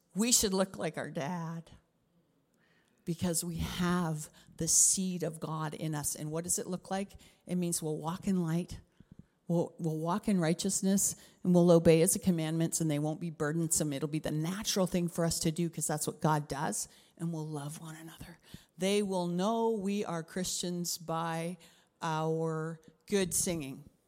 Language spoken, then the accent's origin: English; Canada; also born or lived in Africa; I'm Canadian